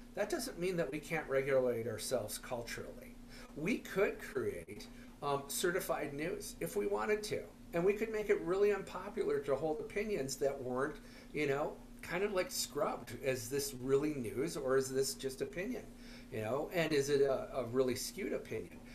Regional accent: Minneapolis, Minnesota, United States; I'm from Minneapolis

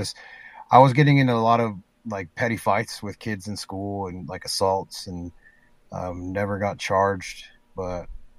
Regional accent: Spanish Fork, Utah, United States; We settled down, well, junior high. We settled down in a city called Spanish Fork when I was in middle school.

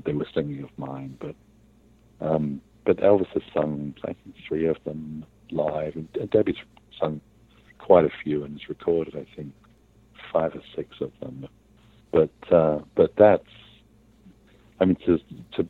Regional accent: England, United Kingdom; moved away; I grew up in England

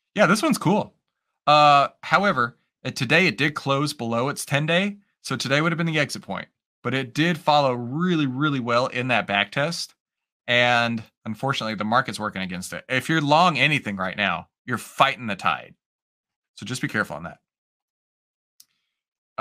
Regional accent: Texas, United States; I'm Texan

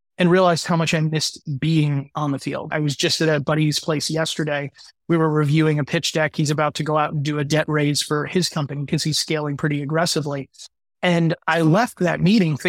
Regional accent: Midwest, United States; I grew up in the Midwest

